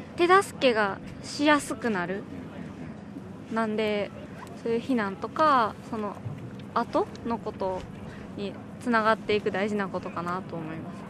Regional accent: Shizuoka, Japan; moved away; 地元が静岡なんですけど

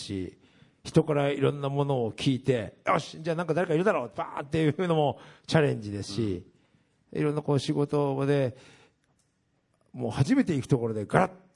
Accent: Japan; うちの地元行ったらみんな2億3億の家建ってるわけですよ、うん、さつまいもでね

